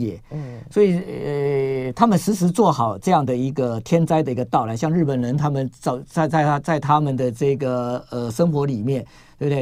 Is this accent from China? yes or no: no; Taiwan; 我们台湾人哦，基本上神经比较大条